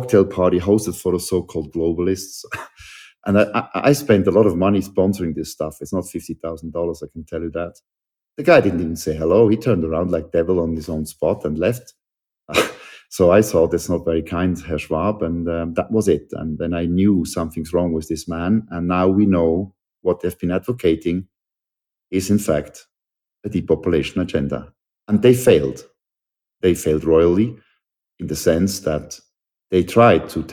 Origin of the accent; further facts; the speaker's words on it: Switzerland; I'm a Swiss citizen, born and raised in Switzerland.